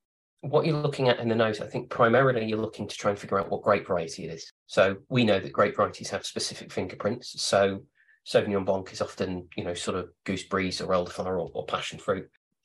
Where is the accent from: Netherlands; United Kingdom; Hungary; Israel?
United Kingdom; It might be Southern Italy, or it might be, as a Brit, it might be Australian or Argentina.